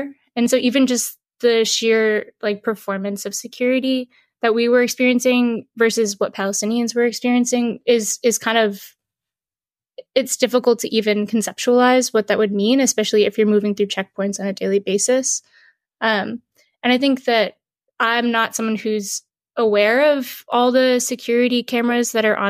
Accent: United States; as an American

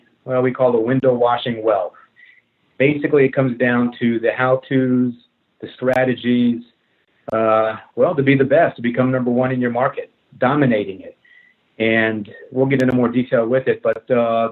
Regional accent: New Jersey, United States; moved away as an adult; now in North Carolina, United States; Originally, I'm from New Jersey

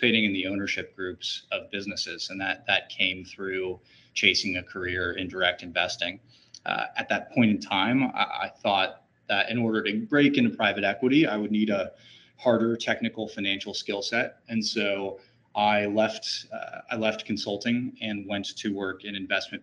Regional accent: Georgia, United States; moved away as an adult; also born or lived in United Kingdom; now in Northwest Arkansas, United States; I am originally from Georgia

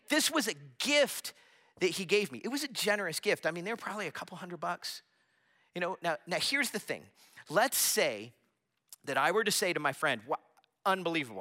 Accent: Florida, United States; I grew up in Florida

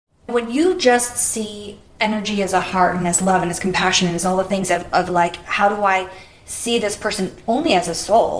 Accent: Boston, Massachusetts, United States; where I grew up in Boston, and I think Boston's a very racist city

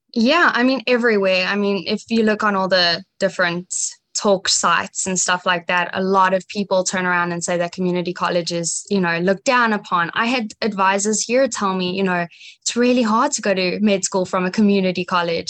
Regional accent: Johannesburg, Gauteng, South Africa; now in United States; I grew up in Johannesburg, South Africa

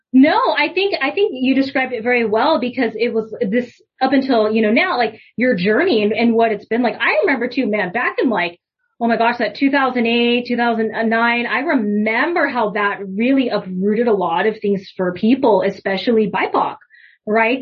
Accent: United States; I'm Japanese American

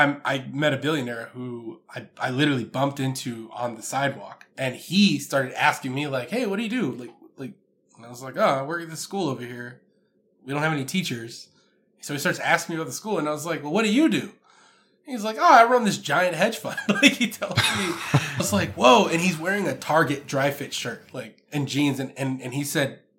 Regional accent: Houston, Texas, United States; now in Dallas, United States; I'm from Houston. I live in Dallas, Texas

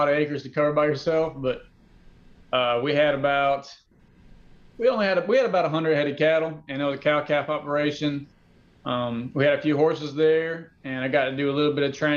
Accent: Cleveland, Georgia, United States; moved away as an adult; also born or lived in Alabama; now in Tennessee, United States; Originally I'm from Northeast Georgia, in a small town, Cleveland, Georgia.

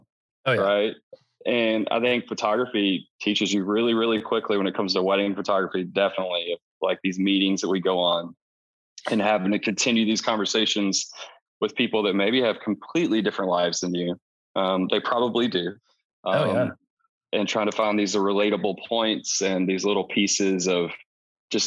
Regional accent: East Texas, United States; So I grew up in East Texas, actually, on a farm

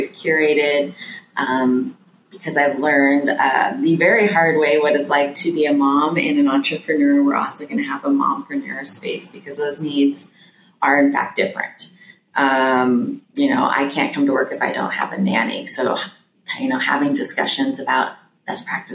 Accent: Wyoming, United States; now in Durham, United States; I'm from Wyoming, so originally

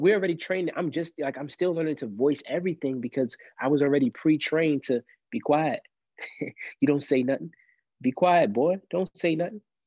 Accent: New York City, New York, United States; now in Columbia, United States; I grew up in Brooklyn, New York, mostly, right? Actually, you know, a good percent of my life, right, until I moved down south.

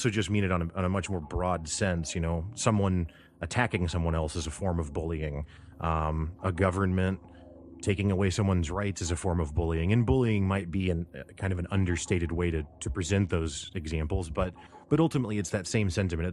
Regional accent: Springfield, Missouri, United States; I'm from Springfield, Missouri, and have lived here my whole life

